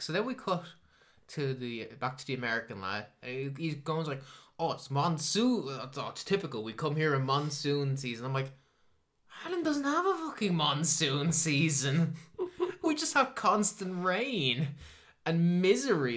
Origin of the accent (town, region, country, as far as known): Ireland